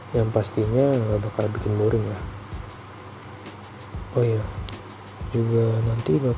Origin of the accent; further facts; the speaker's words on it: Jakarta, Indonesia; Asal gua dari Jakarta.